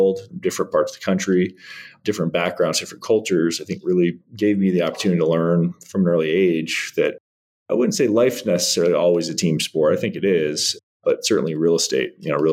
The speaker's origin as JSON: {"language": "English", "region": "Northern Virginia", "country": "United States", "tie": "born or raised there", "said": "I grew up in Northern Virginia"}